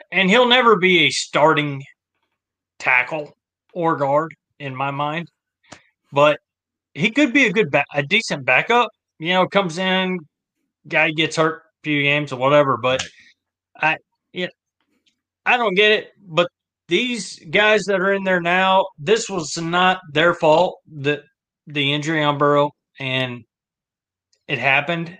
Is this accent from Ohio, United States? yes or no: yes; Ohio, United States; I grew up in Ohio.